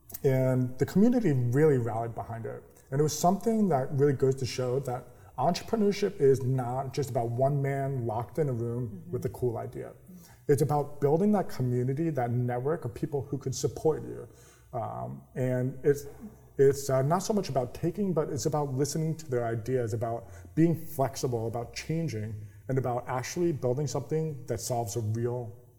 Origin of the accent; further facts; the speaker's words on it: New York, United States; So I am a New Yorker. I don't have the accent of a New Yorker. I like my coffee. I completely lost the New York accent.